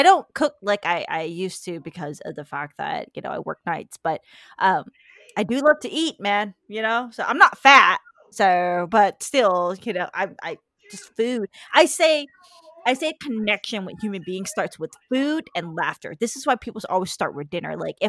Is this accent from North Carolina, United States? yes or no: no; Atlanta, Georgia, United States; I was born in Atlanta, Georgia, on the bathroom floor.